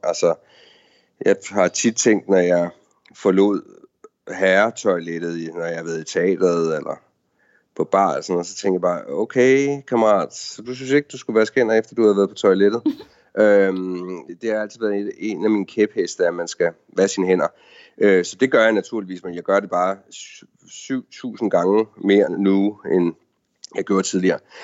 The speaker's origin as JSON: {"language": "Danish", "country": "Denmark", "moved": "yes", "lives_now": "Washington, D.C., United States", "said": "vi er danskere"}